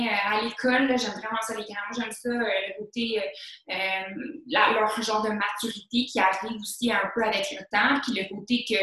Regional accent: Saint-Jérôme, Quebec, Canada; also born or lived in Bellefeuille; Ben moi, euh, je viens de Saint-Jérôme. fait que, ouais, je viens du Nord. Depuis toujours, je vis à Saint-Jérôme. Mes parents, ils ont habité à Saint-Jérôme. précisément, je suis née à Bellefeuille. Euh, puis j'ai toujours vécu euh, dans le nord, dans le fond.

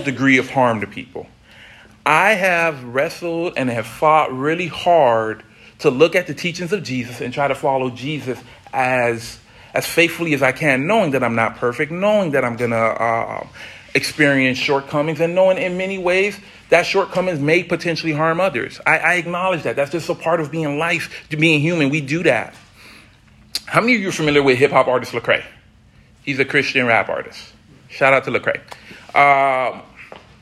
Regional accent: South Florida, United States; Growing up in South Florida

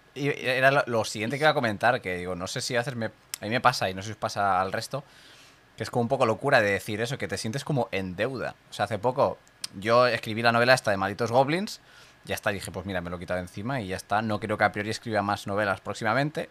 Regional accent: Catalonia, Spain; aquí en Cataluña que tenemos lo de San Jordi

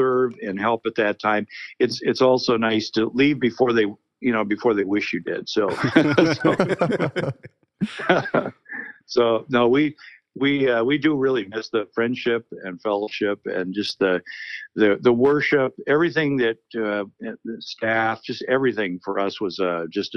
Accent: Michigan, United States; now in Minnesota, United States; I grew up in Michigan

